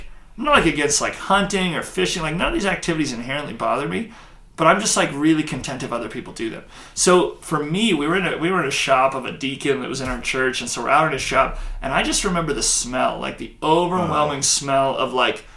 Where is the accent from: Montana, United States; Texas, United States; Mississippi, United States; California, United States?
Montana, United States; Billings; also born or lived in Baker, Montana; I grew up in Billings